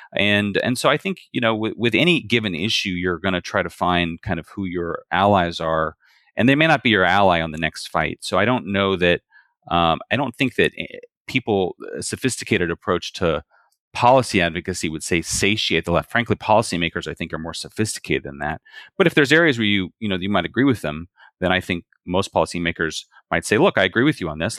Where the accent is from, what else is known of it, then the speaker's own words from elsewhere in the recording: Bakersfield, California, United States; I'm from Bakersfield, California